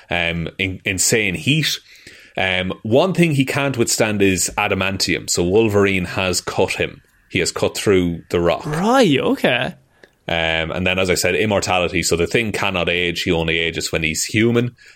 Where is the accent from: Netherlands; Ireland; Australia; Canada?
Ireland; As two Irish men